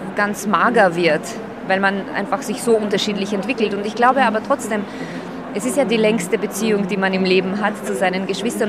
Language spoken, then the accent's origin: German; Slovakia; now in Austria; ich bin Slowakin, das werde ich immer bleiben